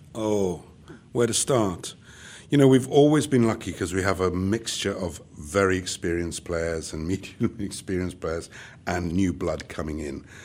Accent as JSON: {"language": "English", "country": "United Kingdom", "moved": "yes", "lives_now": "Charlotte, United States", "said": "being British"}